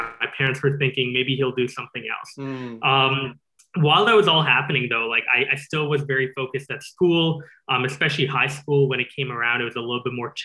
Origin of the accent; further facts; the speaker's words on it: Calgary, Alberta, Canada; first language English; also born or lived in Singapore / New York; I grew up in Singapore and Calgary. So those are the two places I mainly spent my childhood. From 0 to 8, I was in Singapore